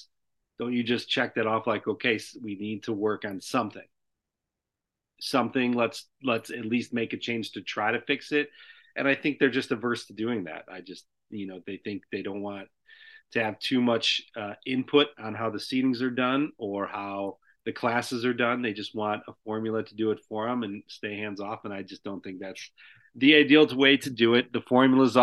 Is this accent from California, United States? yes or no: no; hometown of Providence, Illinois, United States; my hometown